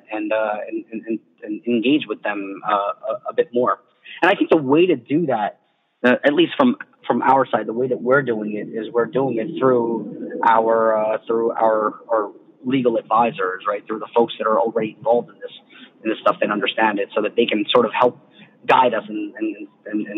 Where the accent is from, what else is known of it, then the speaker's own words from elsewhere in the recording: United States; as an American